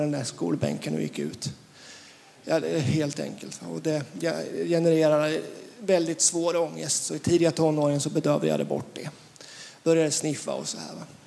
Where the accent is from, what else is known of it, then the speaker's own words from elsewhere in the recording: Västervik, Kalmar County, Sweden; Jag är född i Västervik